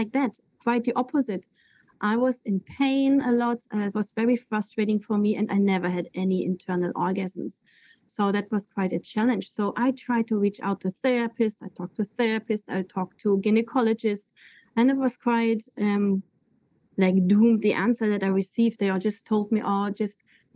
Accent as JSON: {"language": "English", "country": "Germany", "tie": "born or raised there", "also_born_or_lived": "Koh Phangan", "moved": "yes", "said": "I'm native German. I was born in Germany."}